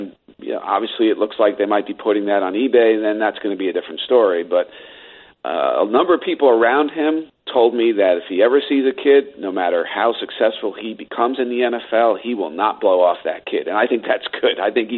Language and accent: English; New York City, New York, United States; I was born in the Bronx and spent really, I feel like, half my life there covering the Yankees.